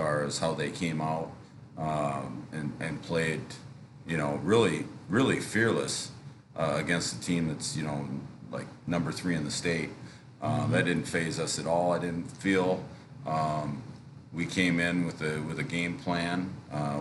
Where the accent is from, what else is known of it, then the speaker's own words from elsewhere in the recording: Standish, Michigan, United States; I'm from Standish. I went to school there. It's my alma mater